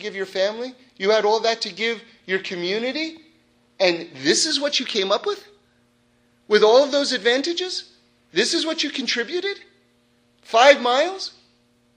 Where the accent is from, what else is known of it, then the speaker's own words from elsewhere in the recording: New York City, New York, United States; I grew up in New York City